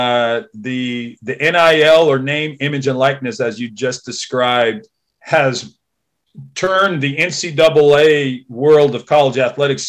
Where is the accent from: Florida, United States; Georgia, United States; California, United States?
California, United States; Santa Barbara County; now in Vancouver, Washington, United States; I grew up in Santa Barbara County, California, about 11 miles from the beach